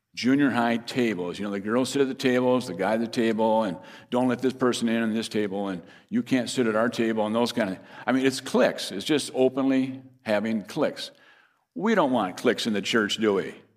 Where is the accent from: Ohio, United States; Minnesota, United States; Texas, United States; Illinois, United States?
Minnesota, United States; Fairmont; my hometown is Fairmont, Minnesota